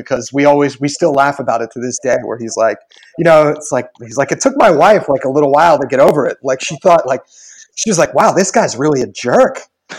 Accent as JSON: {"language": "English", "region": "Pennsylvania", "country": "United States", "tie": "born or raised there", "said": "Stroudsburg is 15 minutes from where I grew up in Pennsylvania"}